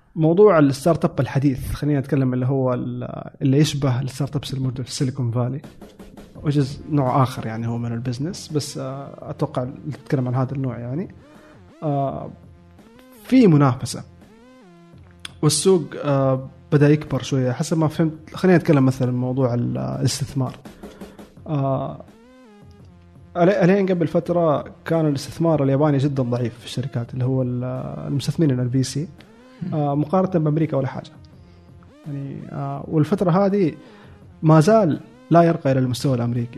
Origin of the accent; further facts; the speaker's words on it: Saudi Arabia; moved away as an adult; now in Japan; عندنا في السعودية